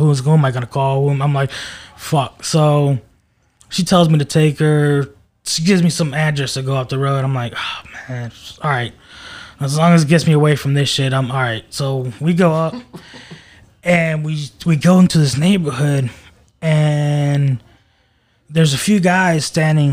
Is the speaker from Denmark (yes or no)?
no; Maryland, United States; moved away; I'm not from around here. You know, I'm from Maryland.